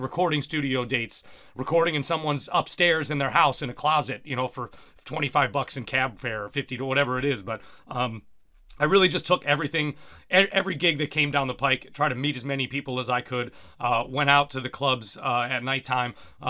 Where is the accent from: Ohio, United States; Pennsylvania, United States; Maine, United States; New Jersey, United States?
Ohio, United States; Cincinnati; now in New York, United States; I came from Cincinnati where, you know, there was a vibrant scene of great musicians as well